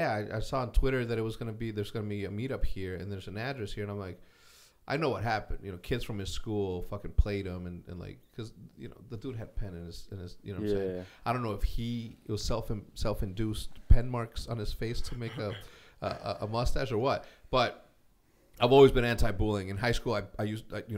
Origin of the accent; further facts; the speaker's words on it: Illinois, United States; moved away as an adult; now in Texas, United States; I'm from Illinois